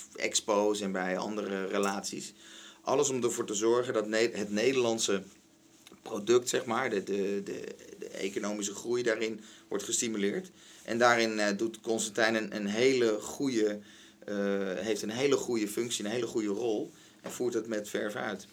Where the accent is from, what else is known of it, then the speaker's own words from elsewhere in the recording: Den Helder, North Holland, Netherlands; ik ben geboren in Den Helder